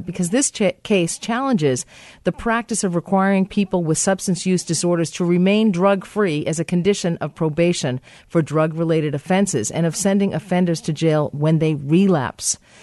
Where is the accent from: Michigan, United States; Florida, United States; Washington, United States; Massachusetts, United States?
Massachusetts, United States; in the state of Massachusetts. My home state.